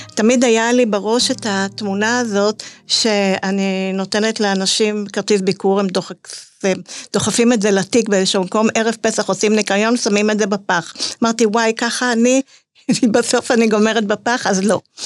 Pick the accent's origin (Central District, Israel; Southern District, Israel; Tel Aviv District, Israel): Central District, Israel; Netanya; אני גדלתי בנתניה